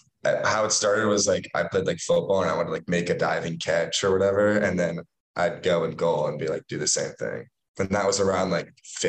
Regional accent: Washington, United States; also born or lived in Chicago, Illinois; I'm from Washington, like I'm from the state, so it wasn't like a huge thing to move

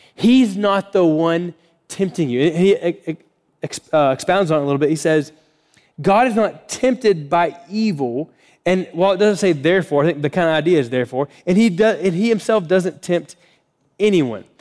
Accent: Florida, United States; moved away; I grew up in Florida, so kind of like Floridian language we would use

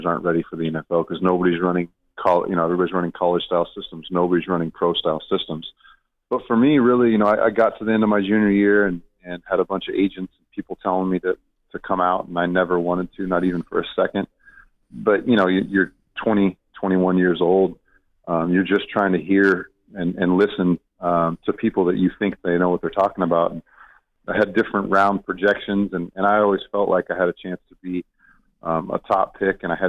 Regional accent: Southern California, United States; I grew up in Southern California

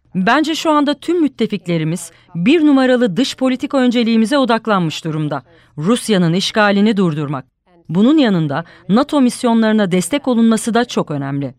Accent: United States; moved away as an adult; now in Istanbul, Turkey; Amerika Birleşik Devletleri'nde ilk doğanlardan biri olduğumu söyleyebilirim.

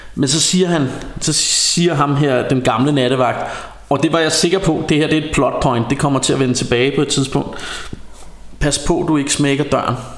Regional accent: Denmark; som dansker

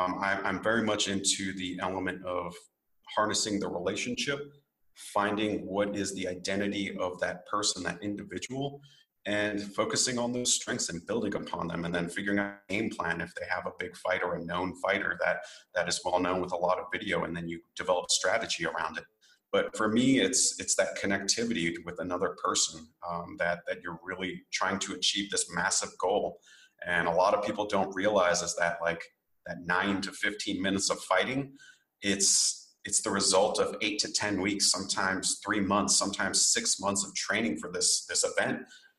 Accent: Japan; I grew up in Japan on a military airbase. I'm half Japanese and I grew up in that sort of samurai bushido culture.

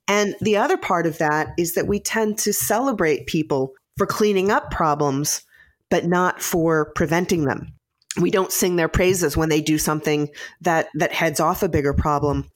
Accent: Midwest, United States; I, I grew up in the Midwest

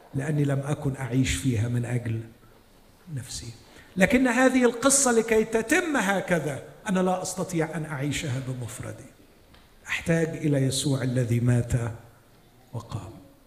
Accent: Egypt; عندنا في مصر

